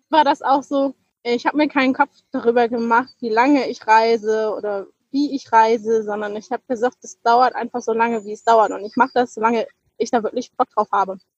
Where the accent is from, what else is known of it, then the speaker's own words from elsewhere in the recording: Northern Germany, Germany; ich komme aus, aus Norddeutschland, weißt du, der höchste Berg ist der Deich.